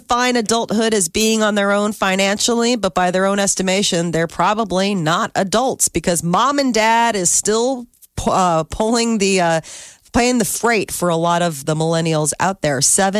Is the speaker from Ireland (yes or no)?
yes; Ireland; I'm an Irish mother. I want my son.